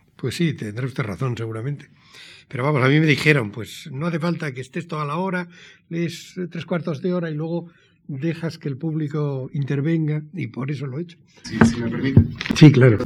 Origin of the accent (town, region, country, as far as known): Pamplona, Navarre, Spain; born or raised there; also born or lived in San Sebastián